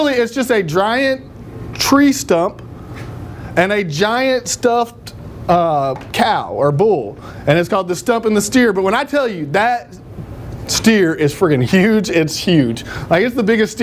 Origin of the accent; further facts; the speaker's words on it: Nashville, Tennessee, United States; I actually am from Antioch, so not even Nashville, but, you know, I grew up close to the dam and went swimming at Percy Priest Lake